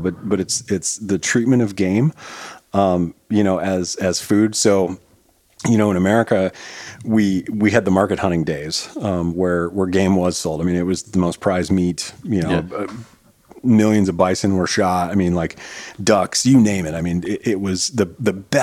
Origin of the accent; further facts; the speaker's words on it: United States; as an American